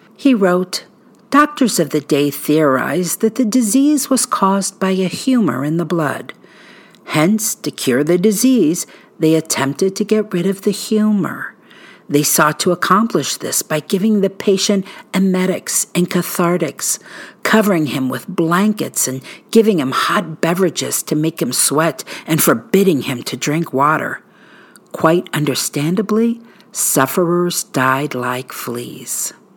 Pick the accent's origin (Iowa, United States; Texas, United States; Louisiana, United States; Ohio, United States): Ohio, United States; Barberton; my hometown of Barberton